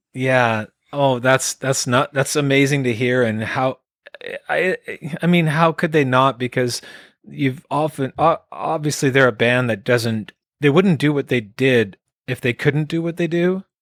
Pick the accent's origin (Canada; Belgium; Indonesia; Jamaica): Canada; Quebec; also born or lived in Sherbrooke, Quebec / Calgary, Alberta; now in Vancouver Island, Canada; Born in Quebec, Elmer, Quebec, Elmer, Quebec was where I was raised, born in Sherbrooke. Moved out into Calgary, Alberta around nineteen